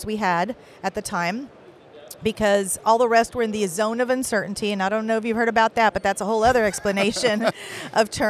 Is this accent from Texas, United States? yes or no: yes; Kingsville, Texas, United States; moved away as an adult; came to Keensville because that's my hometown.